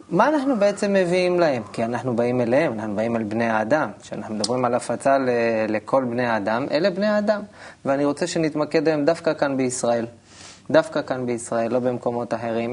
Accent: Elyashiv, Central District, Israel; now in Kfar Saba, Israel; אני נולדתי במושב בעמק חפר, מושב אלישיב

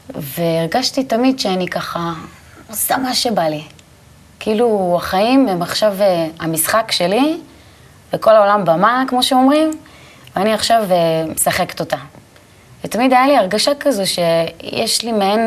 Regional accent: Tel Aviv, Tel Aviv District, Israel; אני גדלתי בשכונה שנקראת הדר יוסף, בתל אביב. כל החיים שלי בעצם גדלתי שם

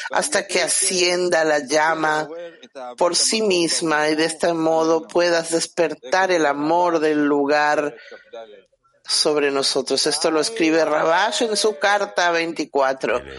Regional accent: California, United States; now in United Kingdom; Yo vivo en Inglaterra, soy de California

